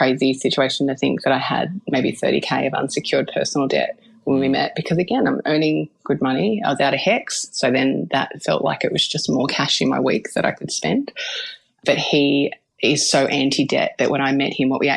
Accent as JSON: {"language": "English", "town": "Melbourne", "region": "Victoria", "country": "Australia", "said": "I'm from Melbourne in the northern suburbs"}